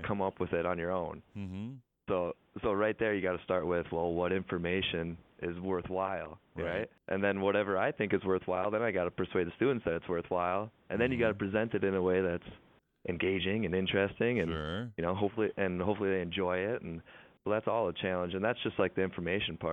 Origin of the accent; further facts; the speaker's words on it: Mora, Minnesota, United States; also born or lived in Brookings, South Dakota; I grew up in Mora, Minnesota, about an hour northeast of St. Cloud.